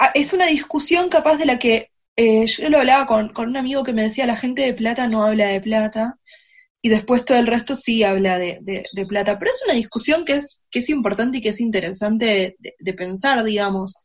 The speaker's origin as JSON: {"language": "Spanish", "country": "Argentina"}